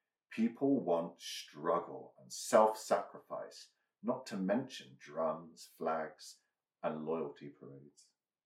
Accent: United Kingdom; We're both British.

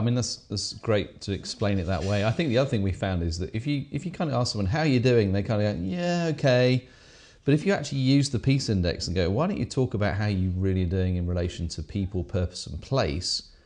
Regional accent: England, United Kingdom; accent: English

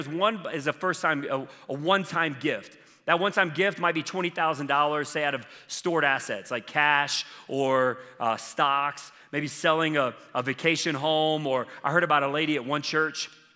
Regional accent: South Carolina, United States; I grew up in South Carolina

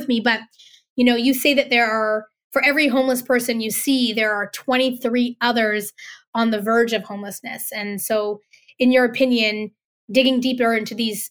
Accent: Vancouver, British Columbia, Canada; I grew up in Vancouver

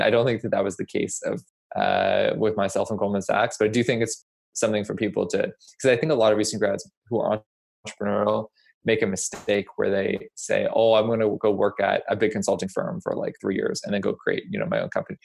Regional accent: Nova Scotia, Canada; moved away as an adult; also born or lived in United States; I grew up in Nova Scotia

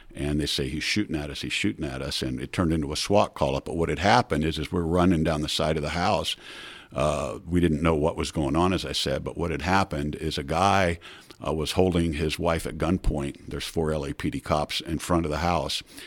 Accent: Miami, Florida, United States; born or raised there; also born or lived in New York City

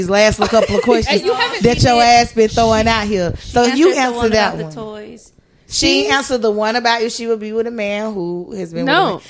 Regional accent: Atlanta, Georgia, United States; I'm from Atlanta.

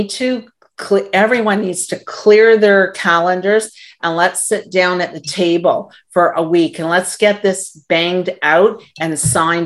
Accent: Canada; as a Canadian

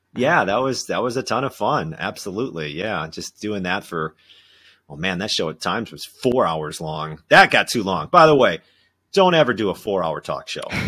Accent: southern Minnesota, United States; moved away as an adult; also born or lived in Winona, Minnesota; now in Madison, United States; I grew up in southern Minnesota

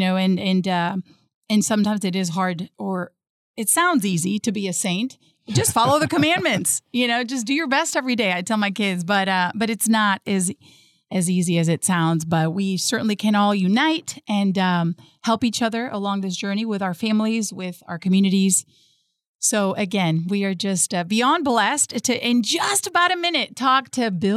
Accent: Madrid, Community of Madrid, Spain; moved away; I am from Spain. I was born in Madrid.

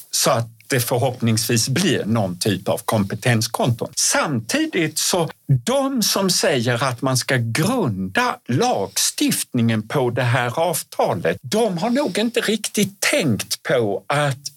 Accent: Skåne, Sweden; accent: Scanian (skånska); jag uttalade på skånska.

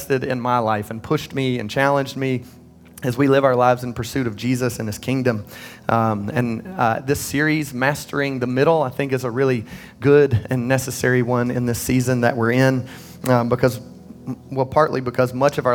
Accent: Midland, North Carolina, United States; I grew up in Midland. I don't know if y'all know where that is. It's the southern part of Cabarrus County

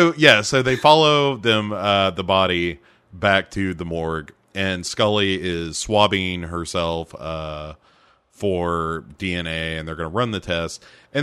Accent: South Carolina, United States; Doesn't add up to us. We are from South Carolina, after all.

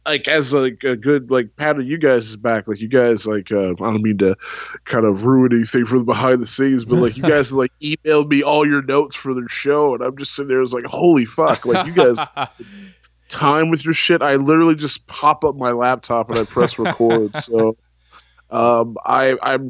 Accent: Texas, United States; I am from the Lone Star State, man. I'm from the beautiful country of Texas

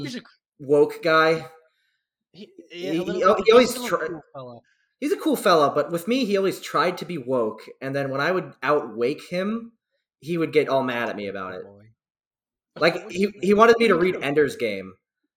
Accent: New York, United States; I'm from New York

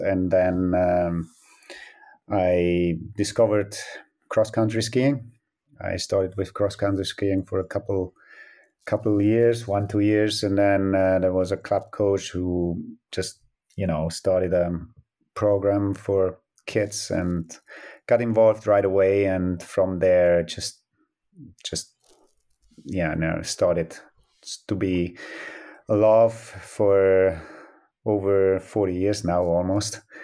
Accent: Antholz, Trentino-Alto Adige, Italy; I grew up in Antholz, yes. I'm coming from Antholz

